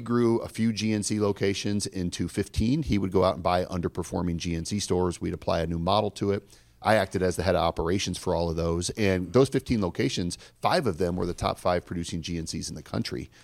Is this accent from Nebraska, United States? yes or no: yes; Omaha, Nebraska, United States; I grew up here in Omaha, Nebraska